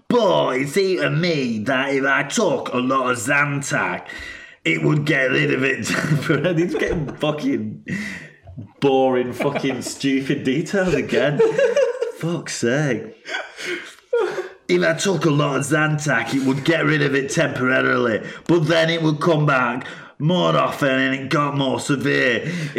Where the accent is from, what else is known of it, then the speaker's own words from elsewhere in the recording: Salford, North West England, United Kingdom; I'm from Salford. I grew up eating tongue and tripe, so veal wouldn't have bothered me.